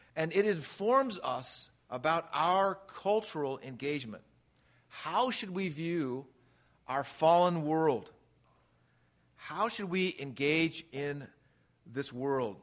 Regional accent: Redlands, California, United States; I grew up in Redlands, California, Southern California

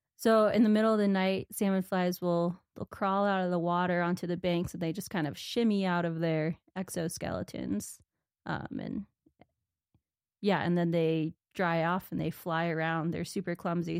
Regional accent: Corvallis, Oregon, United States; moved away as an adult; also born or lived in Minnesota / Rocky Mountains; now in Montana, United States; I grew up in Oregon, Corvallis, Oregon

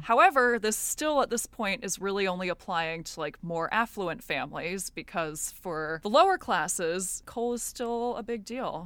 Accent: United States; I'm American.

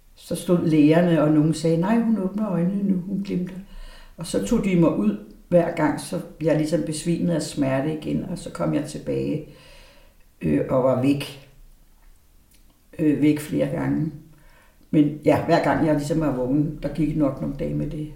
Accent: Aarhus, Central Denmark Region, Denmark; moved away; also born or lived in Valby; jeg er født i Aarhus i 51

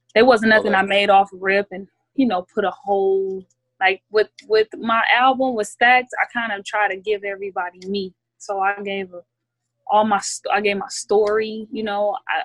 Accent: Detroit, Michigan, United States; He DM'd me on Twitter because, you know, I'm from Detroit.

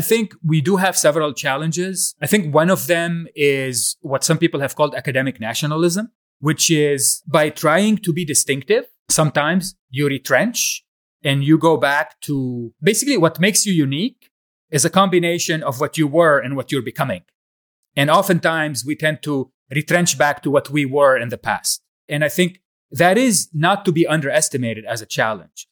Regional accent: Lebanon; moved away as an adult; also born or lived in United States; So I grew up in Lebanon, was born a few years before the beginning of the Civil War in Lebanon.

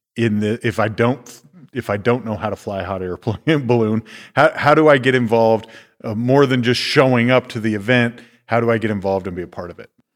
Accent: Iowa, United States; moved away; when I was a teenager growing up in Iowa

